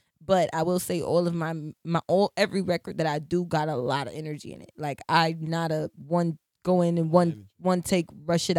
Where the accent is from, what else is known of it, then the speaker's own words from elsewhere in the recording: Detroit, Michigan, United States; moved away; also born or lived in New York; I was born in Detroit.